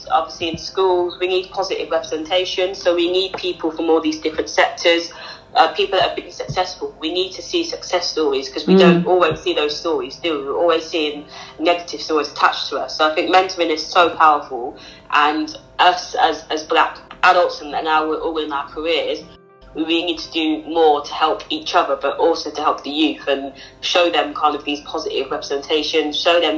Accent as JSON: {"language": "English", "town": "Northampton", "region": "East Midlands", "country": "United Kingdom", "tie": "born or raised there", "said": "Northampton, growing up in Northampton, it's not kind of like London or Birmingham"}